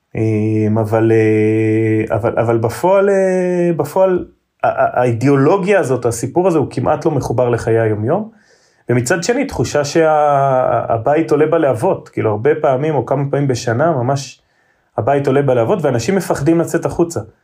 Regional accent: Revivim, Southern District, Israel; ילדות של קיבוצניק רגיל

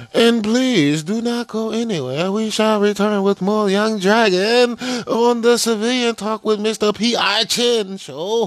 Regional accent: China; moved away

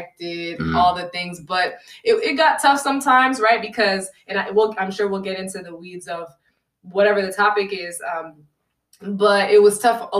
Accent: Connecticut, United States; I was born and raised in Connecticut, 203 CT

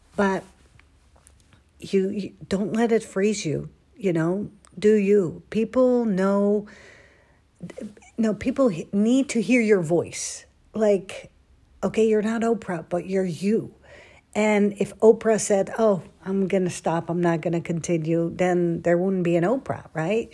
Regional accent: Netherlands; moved away as an adult; now in Dallas, United States; I was born and raised in Holland for twenty-six years.

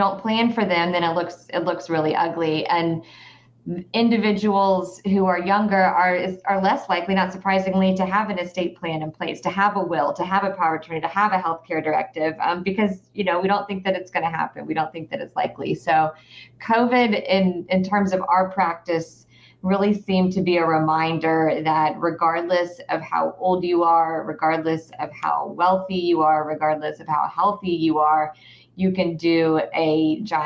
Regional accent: Atlanta, Georgia, United States; also born or lived in the Carolinas; I am a local. I grew up in the Atlanta area

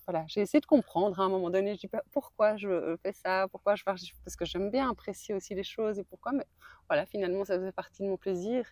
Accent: Belgium; de Belgique. De Belgique

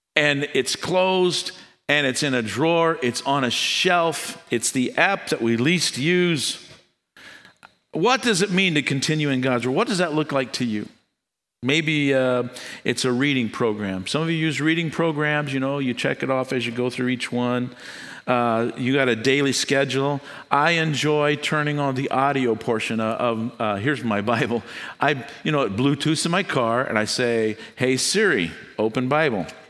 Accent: United States; I was born in the United States

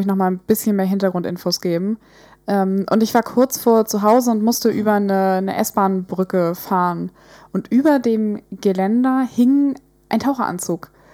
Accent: Hamburg, Germany; wir sind aus Hamburg, wir sind in der Nähe von Alster

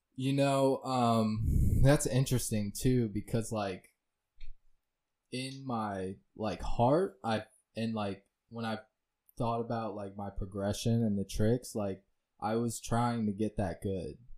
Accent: Lehigh Acres, Florida, United States; also born or lived in Fort Myers, Florida; I grew up in Lehigh.

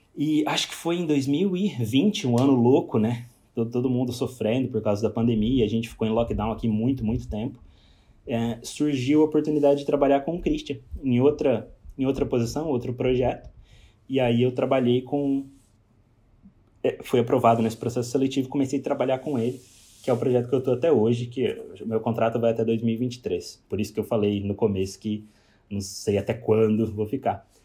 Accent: Pouso Alegre, Minas Gerais, Brazil; moved away as an adult; also born or lived in Cascavel, Paraná; now in Australia; eu sou mineiro de Pouso Alegre, sul de Minas

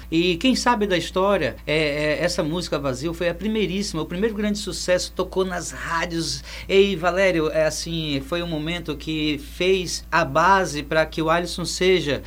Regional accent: Amazon, North Region, Brazil; viver no lugar onde eu nasci

